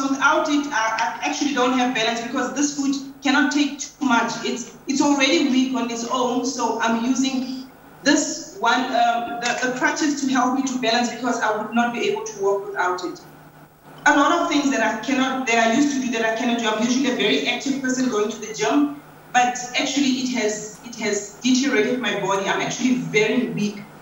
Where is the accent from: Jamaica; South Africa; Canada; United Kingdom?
South Africa; I'm 46 years old. I'm from South Africa.